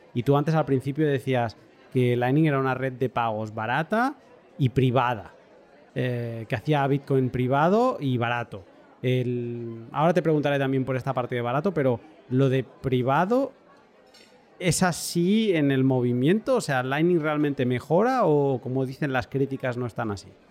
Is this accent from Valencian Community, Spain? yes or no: no; Catalonia, Spain; soy catalán